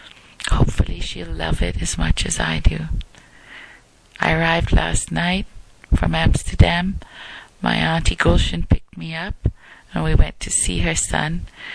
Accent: Uganda; also born or lived in Medford, Oregon, United States / Vancouver, Canada / India (ancestry); now in Canada; I came to Canada, and even now people ask me with that strange accent I have and the color of my skin, "Where are you from?" And I say, "Uganda." They're always curious. "Uganda? How could that be?" I'm not black. I'm brown. My ancestors came from India to the continent of Africa

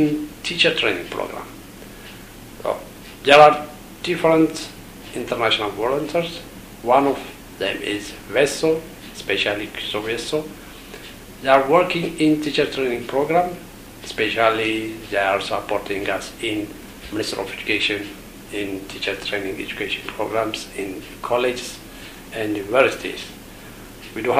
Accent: Ethiopia; I came from Ethiopia

